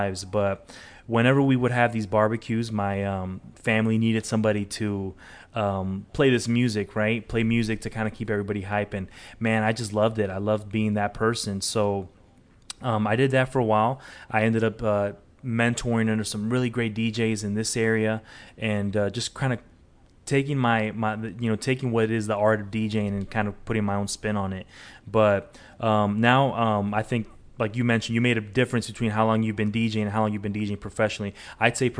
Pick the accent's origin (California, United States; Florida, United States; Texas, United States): California, United States; Inglewood; now in Charlotte, United States; growing up in Inglewood